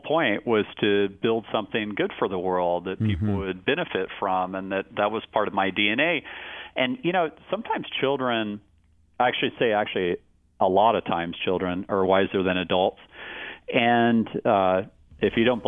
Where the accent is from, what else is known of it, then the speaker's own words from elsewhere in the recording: Austin, Texas, United States; growing up in Austin